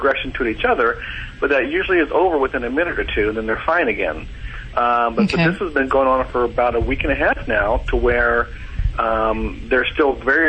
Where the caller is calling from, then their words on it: Nashville, Tennessee, United States; Nashville, Tennessee.